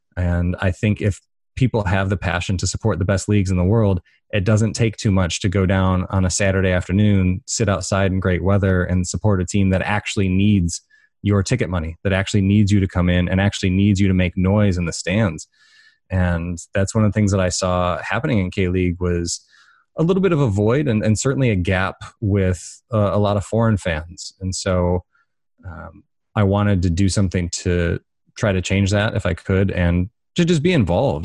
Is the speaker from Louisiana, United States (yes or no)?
no; Detroit, Michigan, United States; moved away; also born or lived in Chicago; I grew up in, near Detroit